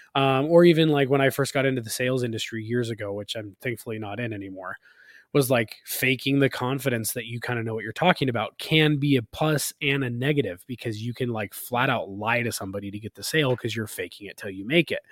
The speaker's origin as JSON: {"language": "English", "region": "California", "country": "United States", "tie": "born or raised there", "moved": "yes", "lives_now": "Utah, United States", "said": "We grew up in California together"}